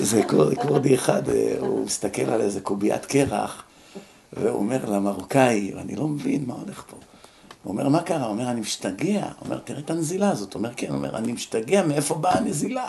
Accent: Israel; moved away as an adult; now in United States; בארץ, כשאני הייתי נער

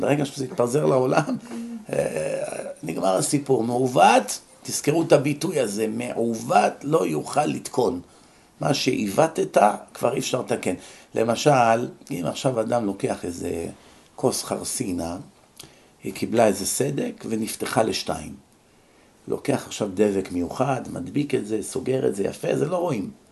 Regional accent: Israel; moved away as an adult; now in United States; בארץ, כשאני הייתי נער

